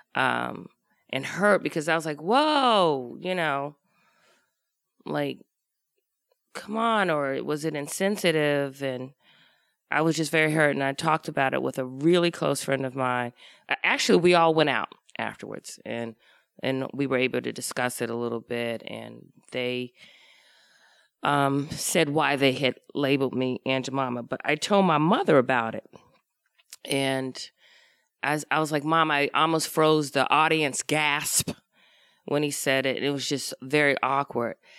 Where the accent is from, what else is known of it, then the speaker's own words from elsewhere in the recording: Washington, District of Columbia, United States; moved away; I grew up in Washington, D C, off of Georgia Avenue